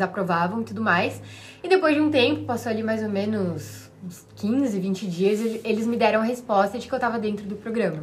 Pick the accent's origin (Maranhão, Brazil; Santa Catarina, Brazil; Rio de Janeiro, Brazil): Santa Catarina, Brazil; Florianópolis; also born or lived in Curitiba; eu nasci em Floripa, morei a vida toda aqui